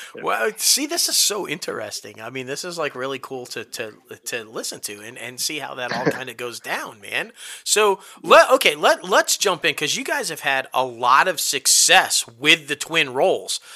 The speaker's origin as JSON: {"language": "English", "town": "Syracuse", "region": "New York", "country": "United States", "said": "that's where I'm from. Yeah. The Cuse, man. I'm from the Cuse"}